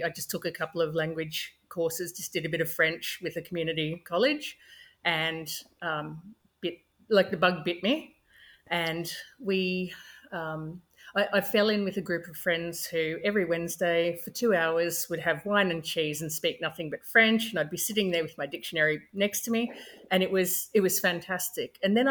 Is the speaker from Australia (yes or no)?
yes; Australia; first language English; I grew up in Australia in a small country town. My parents were actually immigrants from South Africa and the Netherlands, but we didn't speak any language other than English at home, a couple of words, nothing significant. And I did mandatory French at high school